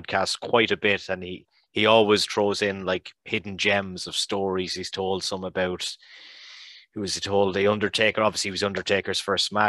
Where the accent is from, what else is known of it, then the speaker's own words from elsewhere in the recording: Ireland; as an Irishman